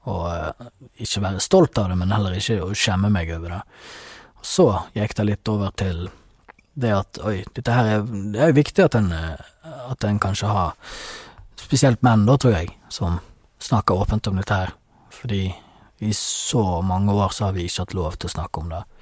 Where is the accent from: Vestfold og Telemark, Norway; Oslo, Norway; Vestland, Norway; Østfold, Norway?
Vestland, Norway; Dale; moved away as an adult; also born or lived in Bergen; eh, 31 år gammel mann fra Dali Sundfjord. Så det er der jeg kommer fra. Sogn og Fjordane.